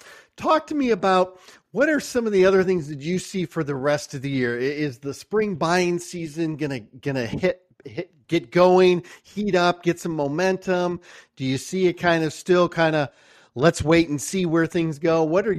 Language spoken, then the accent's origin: English; Michigan, United States; you know, I'm from Michigan and I know that's where you guys are headquartered.